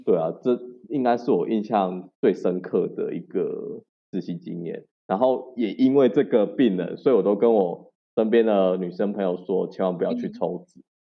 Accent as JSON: {"language": "Chinese", "region": "Chiayi", "country": "Taiwan", "also_born_or_lived": "Taipei / Tainan", "said": "我是嘉义人，今年二十七岁，然后五专就读嘉义的崇仁护专的护理系"}